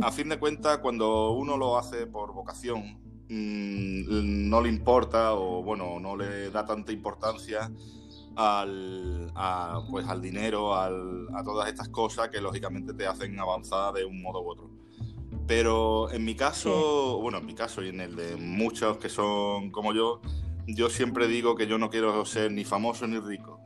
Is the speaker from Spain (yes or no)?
yes; Málaga, Andalusia, Spain; todos los que somos de Málaga